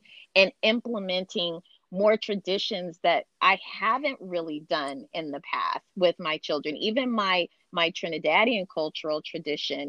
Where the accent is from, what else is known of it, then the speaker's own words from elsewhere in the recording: Seattle, Washington, United States; also born or lived in Brooklyn, New York / Bremerton, Washington; now in California, United States; I grew up in Seattle